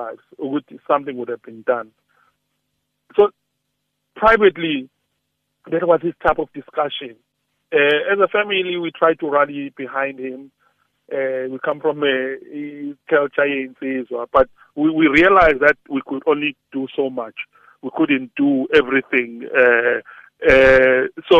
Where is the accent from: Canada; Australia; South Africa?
South Africa; as South African